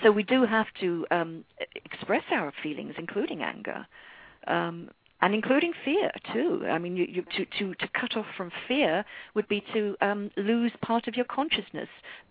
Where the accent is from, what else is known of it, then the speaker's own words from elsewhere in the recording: London, United Kingdom; moved away as an adult; now in United States; I was born in London from an English mother and an Irish father.